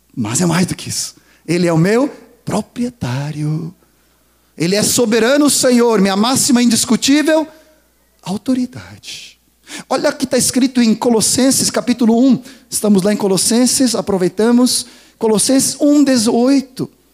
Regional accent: Sweden; now in Brazil; Eu sou sueco

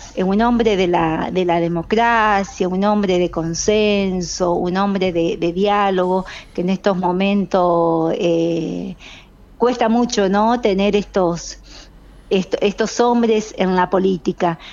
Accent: San José de Feliciano, Entre Ríos, Argentina; comunidad de mi pueblo de San José Feliciano

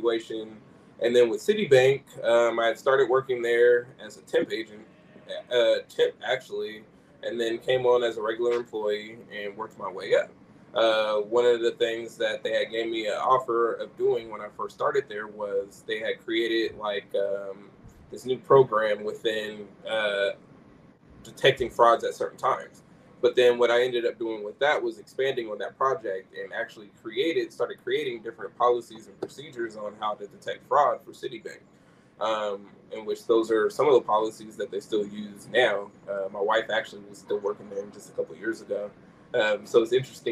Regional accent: Sacramento, California, United States; growing up in Sacramento

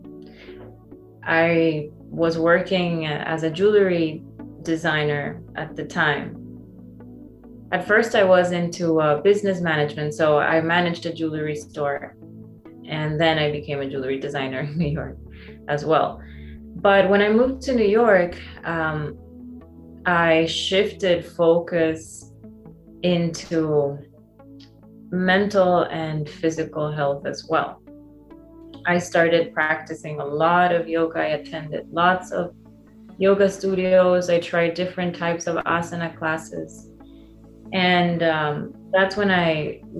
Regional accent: San Pedro Sula, Cortés, Honduras; I grew up in Honduras, which is a very small country in Central America.

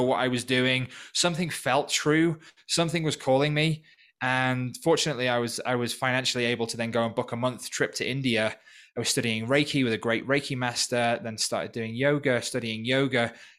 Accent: North Wales, United Kingdom; moved away as an adult; also born or lived in Manchester; now in Peru; growing up in North Wales. I'm originally from the U K

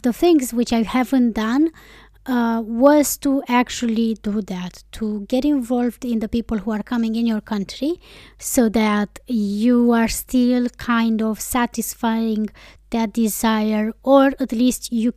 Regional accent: Romania; first language Romanian; English is a second language; moved away as an adult; also born or lived in Iceland; my native language

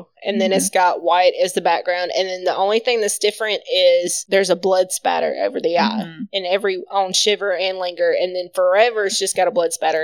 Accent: the South, United States; We are from the South

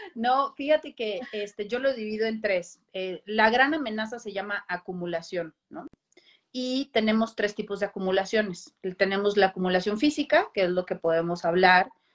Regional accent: Costa Rica; moved away; yo soy de Costa Rica, también viví ese, ese cambio de país

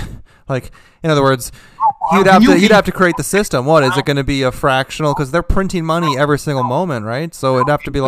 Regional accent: United States; As an American

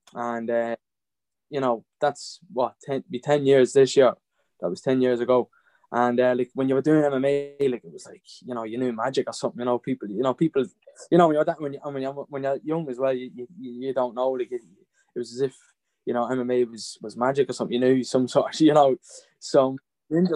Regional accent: Drogheda, Leinster, Ireland; I'm from Drogheda, born and bred

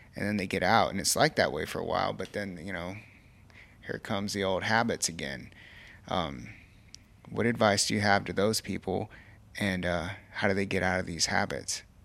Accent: Kerrville, Texas, United States; it's here in my hometown

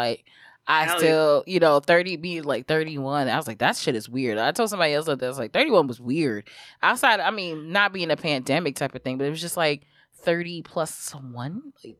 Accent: New York City, New York, United States; also born or lived in Brooklyn / Harlem; when we moved from Brooklyn to Harlem

